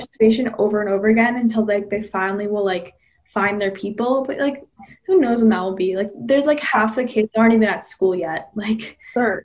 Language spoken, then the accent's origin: English; Massachusetts, United States; I'm from Massachusetts.